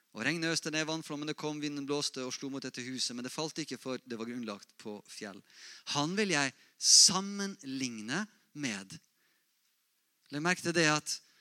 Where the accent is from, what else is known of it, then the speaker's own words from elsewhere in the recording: Molde, Møre og Romsdal, Norway; Jeg vokste opp i Misjonsforbundet, Molde misjonsmenighet